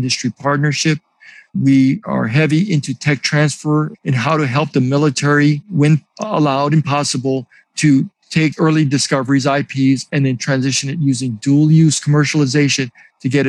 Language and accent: English; Hawaii, United States; moved away as an adult; I'm from Hawaii. I remember growing up that I had an uncle